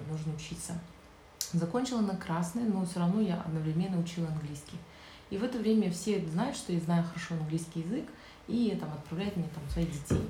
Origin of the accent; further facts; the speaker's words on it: Zhanaozen, Mangystau Region, Kazakhstan; Я же родом с Жанаузина